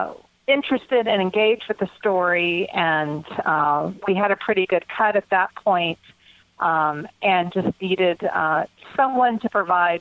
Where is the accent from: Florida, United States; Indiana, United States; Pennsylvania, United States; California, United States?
Florida, United States; Jacksonville; I'm from Jacksonville, Florida.